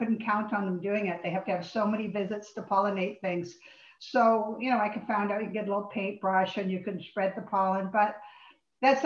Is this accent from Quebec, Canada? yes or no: no; Lindsay, Ontario, Canada; also born or lived in England; now in Richmond Hill, Canada; I was born in England. I came here as a baby, and my parents lived on a farm near Lindsay